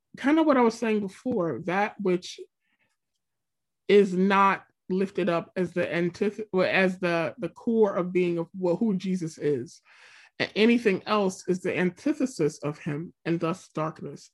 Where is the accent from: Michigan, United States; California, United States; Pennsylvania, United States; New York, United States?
Pennsylvania, United States; I'm from Pennsylvania. I'm Pennsylvania through and through